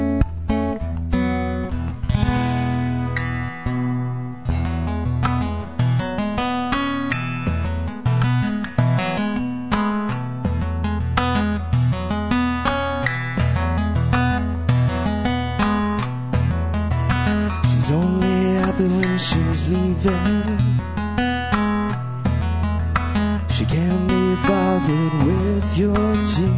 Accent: Ontario, Canada; moved away; I'm not from here originally. I'm from Ontario, and I go home

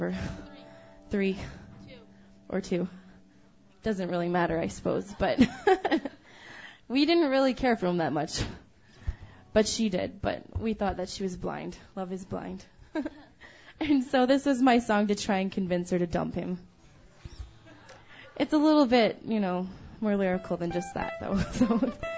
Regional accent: Stony Plain, Alberta, Canada; we're from Stony Plain, actually, so just a little bit west of Edmonton

